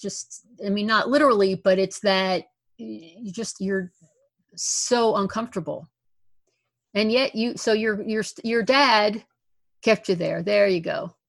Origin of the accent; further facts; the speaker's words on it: Newark, New Jersey, United States; moved away as an adult; also born or lived in Southern California; I'm originally from Newark, and from that area.